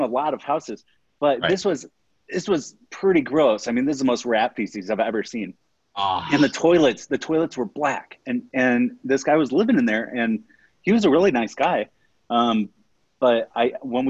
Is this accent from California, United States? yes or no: no; Fort Wayne, Indiana, United States; moved away as an adult; also born or lived in Florida; now in Denver, United States; I grew up on a farm in Indiana